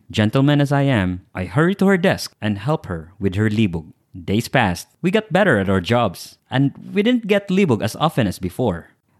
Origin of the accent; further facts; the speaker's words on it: Cebu City, Central Visayas, Philippines; first language Cebuano (Bisaya); English is a second language; moved away as an adult; also born or lived in Metro Manila; I was born and raised in Cebu, Philippines. My mother tongue is Bisaya, a dialect quite different from Tagalog. I never really got comfortable speaking in our national language